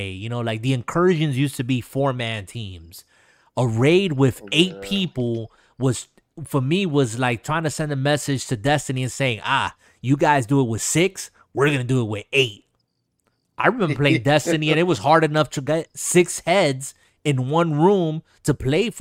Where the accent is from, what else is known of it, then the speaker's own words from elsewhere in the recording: New York, United States; now in Florida, United States; it being based in New York, my hometown